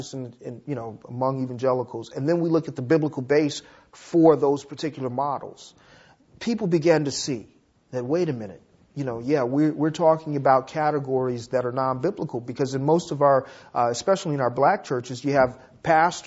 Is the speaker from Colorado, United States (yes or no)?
no; Los Angeles, California, United States; I grew up in South Central Los Angeles